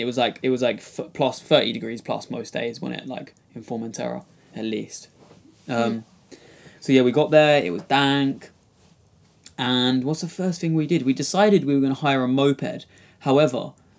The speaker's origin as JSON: {"language": "English", "area": "Kent", "region": "South East England", "country": "United Kingdom", "said": "I'm from Kent"}